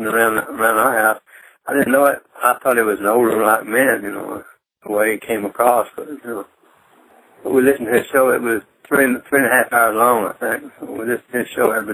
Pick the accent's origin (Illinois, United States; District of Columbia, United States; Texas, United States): Texas, United States; Fort Worth; Fort Worth, originally.